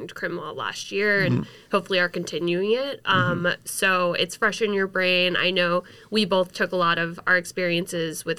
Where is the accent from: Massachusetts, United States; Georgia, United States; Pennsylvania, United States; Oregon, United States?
Massachusetts, United States; Marblehead; I'm from Marblehead, Massachusetts